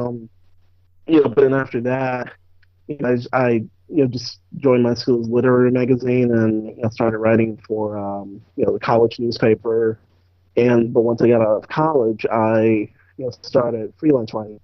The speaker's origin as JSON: {"language": "English", "town": "Chicago", "region": "Illinois", "country": "United States", "tie": "born or raised there", "moved": "yes", "lives_now": "Georgia, United States", "said": "I'm originally from Chicago. South Side, I guess, born and raised, but I've been in Georgia"}